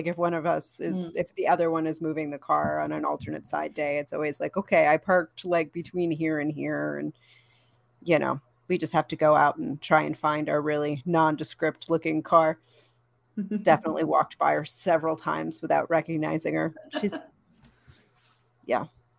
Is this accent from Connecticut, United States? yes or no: yes; Connecticut, United States; I do that because I come from Connecticut.